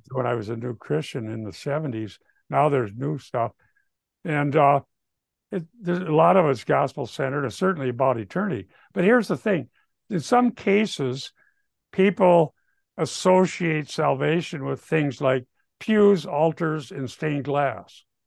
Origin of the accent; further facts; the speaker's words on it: Minnesota, United States; I'm from Minnesota